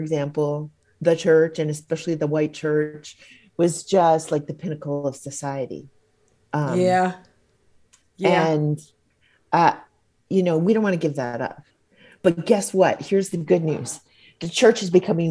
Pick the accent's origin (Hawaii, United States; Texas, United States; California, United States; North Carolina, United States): Hawaii, United States; my home state of Hawaii